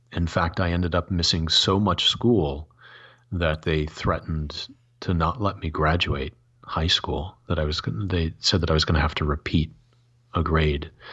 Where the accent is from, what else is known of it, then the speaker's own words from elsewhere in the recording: Michigan, United States; growing up in Michigan